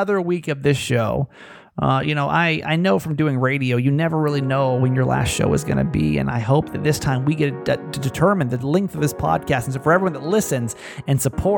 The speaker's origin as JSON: {"language": "English", "region": "Georgia", "country": "United States", "tie": "born or raised there", "moved": "yes", "said": "I'm from Georgia originally"}